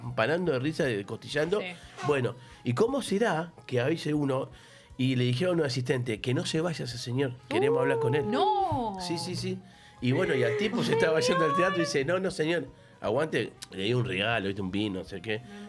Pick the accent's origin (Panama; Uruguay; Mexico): Uruguay; now in Argentina; también soy uruguayo